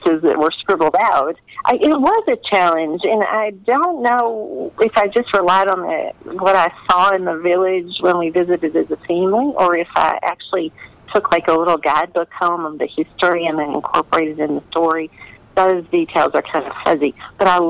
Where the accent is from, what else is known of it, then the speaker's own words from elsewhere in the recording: Kentucky, United States; I'm born and bred in Kentucky